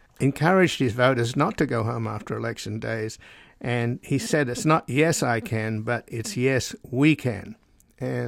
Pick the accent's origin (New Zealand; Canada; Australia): Australia; now in United States; I was born in Australia, so I'm a descendant from convicts